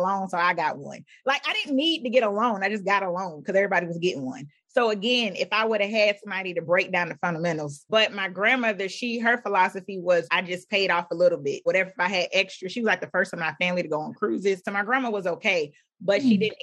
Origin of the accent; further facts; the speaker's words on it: Philadelphia, Pennsylvania, United States; When I was growing up in Philadelphia, where I lived